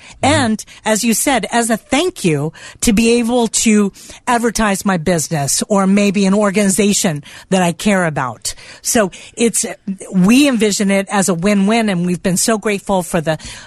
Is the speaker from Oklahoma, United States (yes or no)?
no; South Florida, United States; I'm from South Florida.